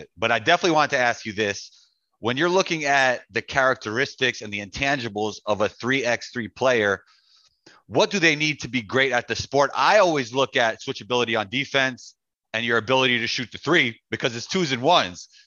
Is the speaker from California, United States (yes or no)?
no; New York, United States; growing up in New York